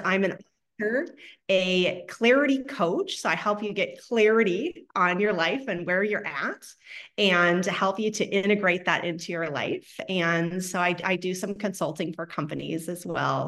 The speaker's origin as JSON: {"language": "English", "region": "Ohio", "country": "United States", "tie": "born or raised there", "moved": "yes", "lives_now": "Texas, United States", "said": "I'm from Ohio, right? We have basements, not in Texas, but in Ohio"}